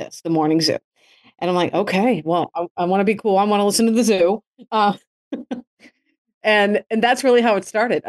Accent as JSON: {"language": "English", "region": "Massachusetts", "country": "United States", "tie": "born or raised there", "also_born_or_lived": "Chicago", "moved": "yes", "lives_now": "Miami, United States", "said": "growing up in Massachusetts was great. I lived in a suburb of Boston"}